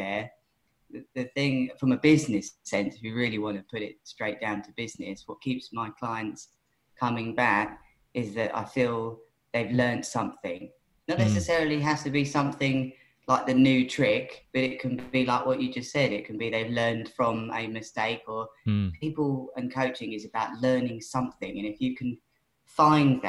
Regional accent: Worthing, South East England, United Kingdom; That's my hometown pier

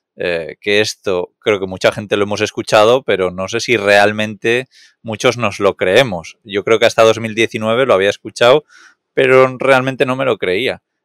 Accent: Catalonia, Spain; Soy muy catalán

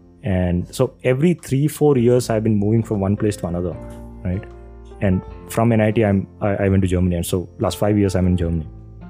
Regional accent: Kerala, India; also born or lived in Rajasthan; So I was born in Kerala. Then I moved to Rajasthan. I stayed like for 5 years. And then they brought me back to Kerala when I was like, I don't know, 9 years, 10 years old

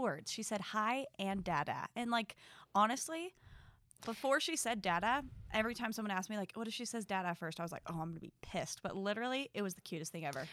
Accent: Utah, United States; We are sisters who were born and raised in Utah

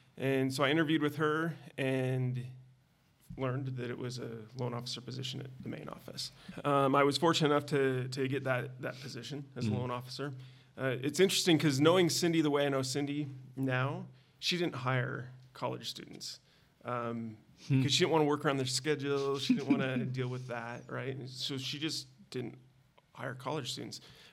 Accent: Dillon, Montana, United States; moved away as an adult; now in Idaho, United States; I'm from Montana originally.

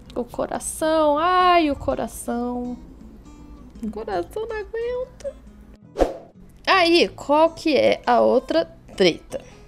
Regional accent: Botelhos, Minas Gerais, Brazil; moved away; eu fui em botelhos que foi onde eu nasci

